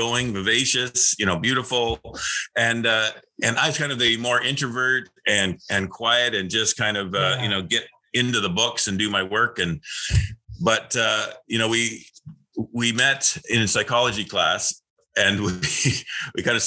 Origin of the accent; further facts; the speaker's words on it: Canada; also born or lived in Springfield, Missouri; My brother and I are we're from Canada, born and raised in Canada